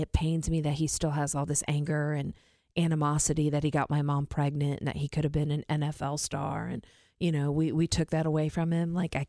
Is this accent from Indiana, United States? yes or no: yes; Warsaw, Indiana, United States; I came from the Midwest to here.